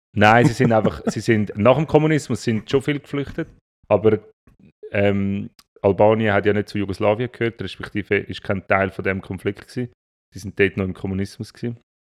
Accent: Zurich, Switzerland; bei uns in Zürich

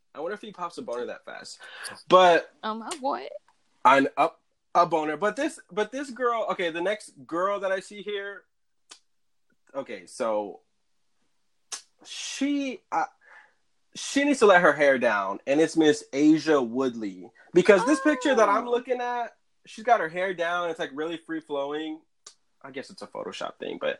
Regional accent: Texas, United States; we're the ones from Texas here.

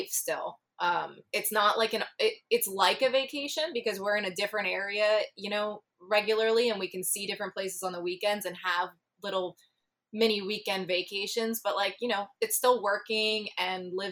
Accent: New Jersey, United States; moved away as an adult; also born or lived in Florida; I grew up in South Jersey.

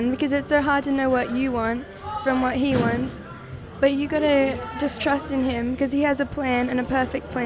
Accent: Brisbane, Queensland, Australia; Um, I'm from Brisbane.

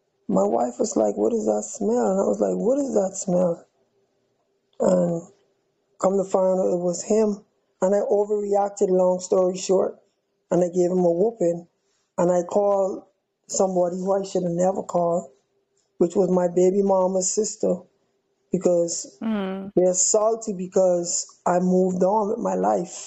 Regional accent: Bahamas; moved away as an adult; also born or lived in Miami; I'm from the Bahamas. All of my family is still in Nassau

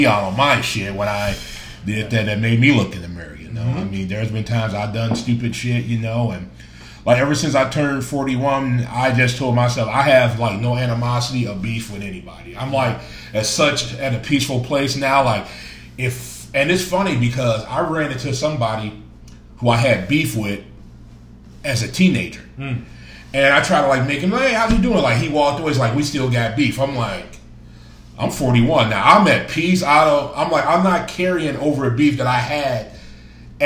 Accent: Gary, Indiana, United States; moved away; I used to go back home in Gary, Indiana to visit family

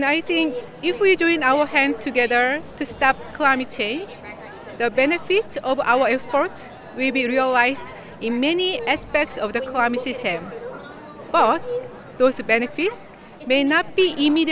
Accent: South Korea; I'm from South Korea

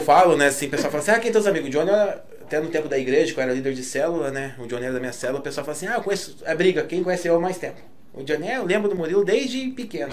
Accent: Curitiba, Paraná, Brazil; Nasci em Curitiba mesmo

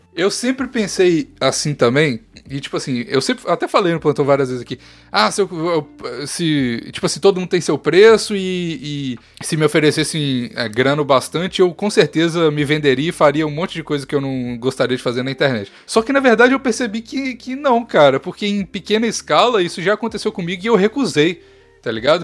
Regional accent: interior of Minas Gerais, Brazil; Eu sou quase goiano. Eu sou, eu sou de, eu, o interior de Minas

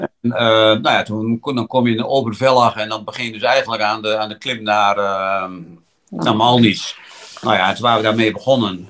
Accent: Netherlands; we komen uit Nederland

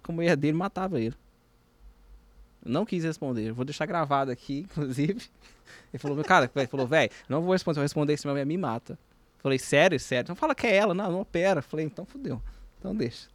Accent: Minas Gerais, Brazil; eu sou mineiro

